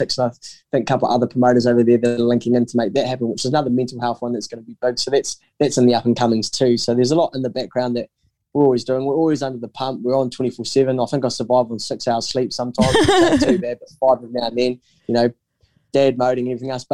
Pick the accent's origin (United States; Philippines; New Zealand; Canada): New Zealand; I'm a Kiwi